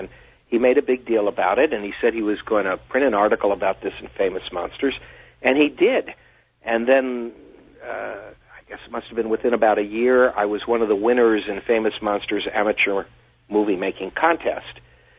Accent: Washington, D.C. area, United States; because I grew up near Washington, D.C.

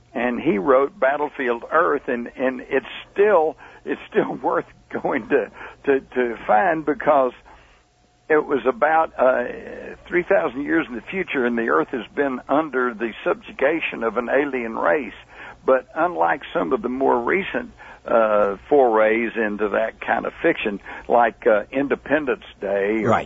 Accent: Texas, United States; I'm a reporter. I'm from Texas

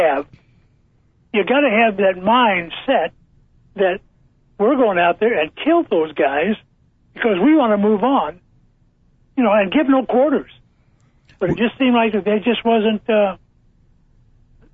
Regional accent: Indiana, United States; being an Indiana guy, and I'm 1 hour from Indianapolis

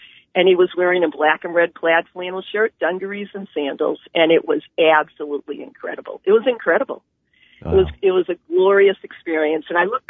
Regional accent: Boston, Massachusetts, United States; accent: Boston; moved away; also born or lived in Chester Springs, Pennsylvania; I'm from Boston, it's a Boston accent.

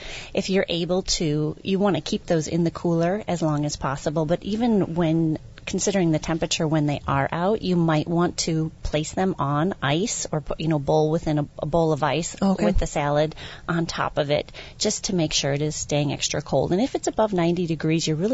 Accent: Wisconsin, United States; I am from Wisconsin

